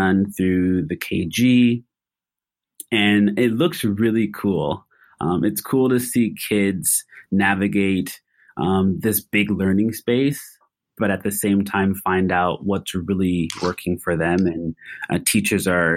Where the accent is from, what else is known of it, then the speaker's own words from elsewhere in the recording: Nova Scotia, Canada; moved away as an adult; also born or lived in Kuwait; now in Singapore; I am Canadian